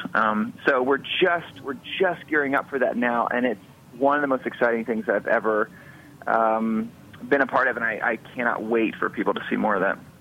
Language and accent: English; Atlanta, Georgia, United States; moved away as an adult; also born or lived in Los Angeles; I grew up in Atlanta, and then after high school I moved out to Los Angeles